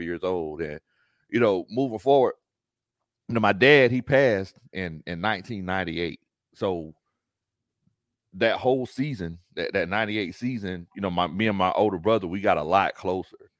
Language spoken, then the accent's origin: English; near Savannah, Georgia, United States; moved away as an adult; now in Atlanta, United States; I'm not originally from Atlanta. I'm from near Savannah, Georgia